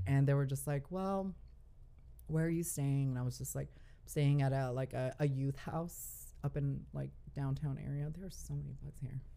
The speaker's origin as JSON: {"language": "English", "town": "Dallas", "region": "Texas", "country": "United States", "tie": "born or raised there", "also_born_or_lived": "California / Guadalajara, Mexico (parents)", "said": "I was born in California. Mm. I lived there up until I was seven years old, and then I moved to Dallas, Texas"}